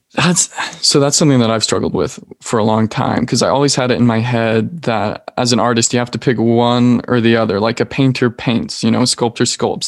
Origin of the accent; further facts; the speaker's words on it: Salt Lake City, Utah, United States; I'm from Salt Lake, Utah.